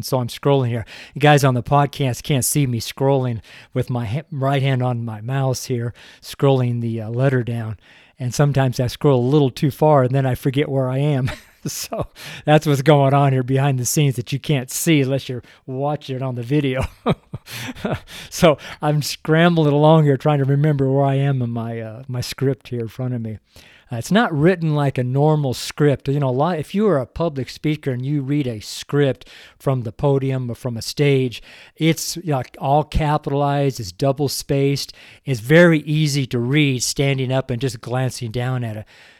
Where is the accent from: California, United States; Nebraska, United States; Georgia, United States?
California, United States; also born or lived in Redding; now in Boulder, United States; I'm from Northern California, and I've been totally spoiled over the last 30 years of living in Redding, California. But now I'm here as a missionary in Boulder, Colorado